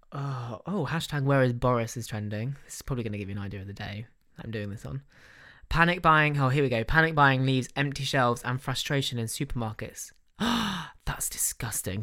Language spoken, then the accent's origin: English; United Kingdom; we're British